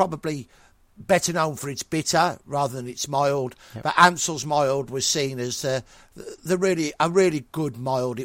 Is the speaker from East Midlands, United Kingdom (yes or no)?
no; Birmingham, West Midlands, United Kingdom; no choice being a Brummie